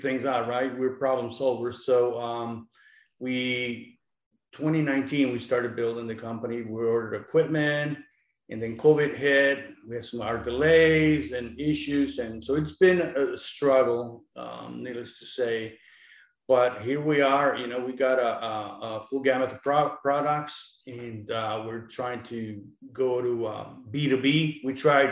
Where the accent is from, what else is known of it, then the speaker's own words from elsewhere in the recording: Mexico; now in United States; I was born in Mexico. We migrated to the States in 1977